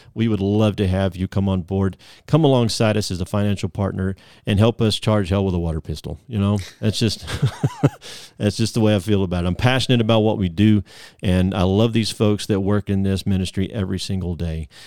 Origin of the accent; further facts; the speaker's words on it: Southeast, United States; born and raised in the Southeast